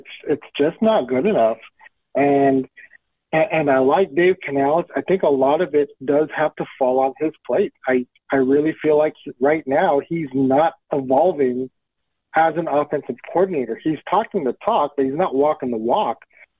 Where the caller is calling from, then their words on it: West Coast, United States; over here on the West Coast.